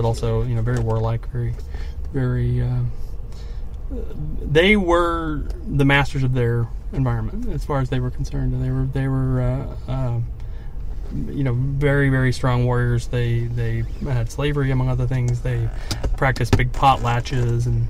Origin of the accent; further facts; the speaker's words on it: California, United States; I grew up in California